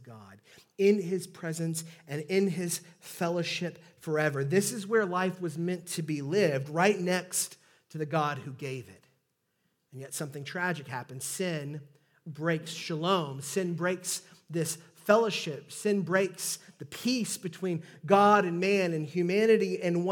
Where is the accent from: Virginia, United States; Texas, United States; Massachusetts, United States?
Texas, United States; Southeast; accent: Southeast Texas; my Southeast Texas accent